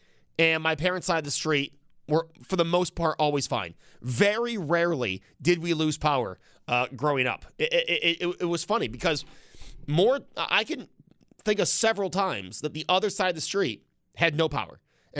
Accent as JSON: {"language": "English", "town": "Amherst", "region": "New York", "country": "United States", "tie": "born or raised there", "said": "where I grew up in Amherst."}